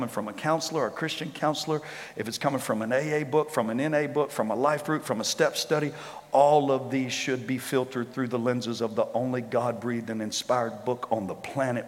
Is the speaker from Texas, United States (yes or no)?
no; Shreveport, Louisiana, United States; I grew up in Shreveport